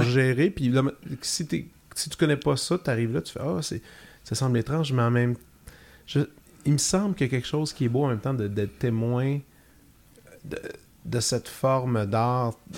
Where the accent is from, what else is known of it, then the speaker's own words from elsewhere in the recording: Joliette, Quebec, Canada; Je viens de Joliette, j'avais fait mon cégep là